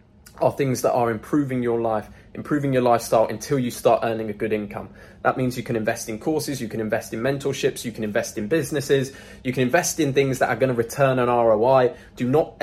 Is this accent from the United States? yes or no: no; United Kingdom; moved away as an adult; now in Dubai, United Arab Emirates; my home country, the UK.